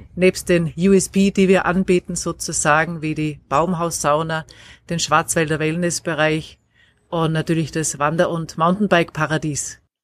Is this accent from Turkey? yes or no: no; Graz, Styria, Austria; moved away as an adult; also born or lived in Black Forest, Germany; now in Baiersbronn, Germany; Ich komme aus Österreich, gebürtig aus Graz in der Steiermark